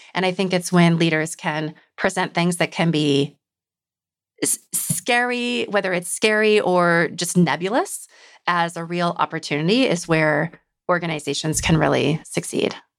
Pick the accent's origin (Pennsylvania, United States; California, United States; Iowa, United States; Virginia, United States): Iowa, United States; moved away; I'm from Iowa